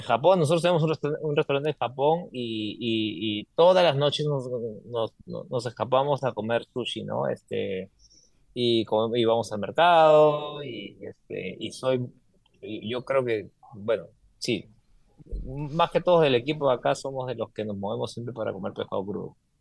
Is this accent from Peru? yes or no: yes; Peru; moved away as an adult; como peruano, como sudamericano